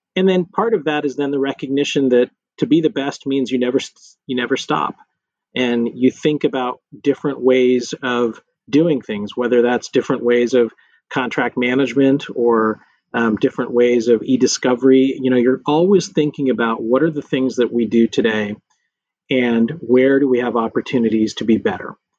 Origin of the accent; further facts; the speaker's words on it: Lubbock, Texas, United States; moved away as an adult; also born or lived in Washington, D.C. / New York / Houston; I grew up in Lubbock, Texas, um, small West Texas town